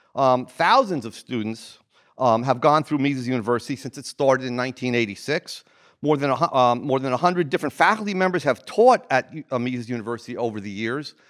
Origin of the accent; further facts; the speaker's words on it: New Jersey, United States; I'm from New Jersey